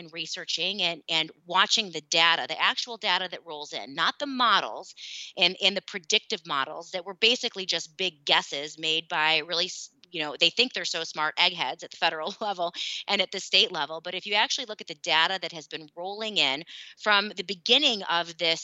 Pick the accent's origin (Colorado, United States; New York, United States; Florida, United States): New York, United States; Gananda; also born or lived in Geneseo, New York / Syracuse, New York; I grew up, I'm a hometown girl. I grew up in Rochester, New York, in a small town, Gananda. I was actually a 315er